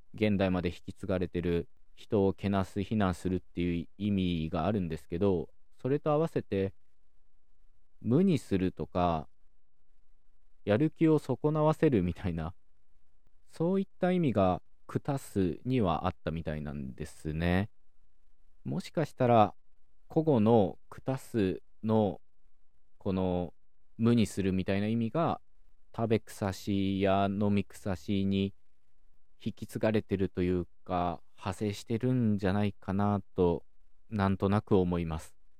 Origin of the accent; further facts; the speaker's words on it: Okayama, Japan; 僕自身は岡山県出身